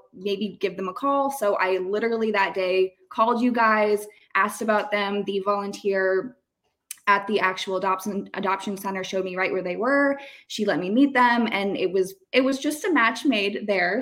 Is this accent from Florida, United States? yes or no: yes; Tampa, Florida, United States; I'm from Tampa. I've been here a very long time